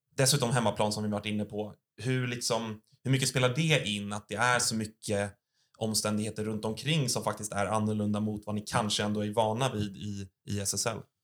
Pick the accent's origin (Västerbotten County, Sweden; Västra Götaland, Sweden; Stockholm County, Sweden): Stockholm County, Sweden; Stockholm; vi är båda födda och uppvuxna i Stockholm